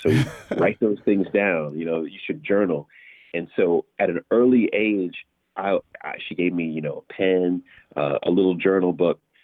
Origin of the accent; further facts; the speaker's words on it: New York City, New York, United States; also born or lived in Massapequa, Long Island, New York; I was born in New York, in, in uh, Queens in particular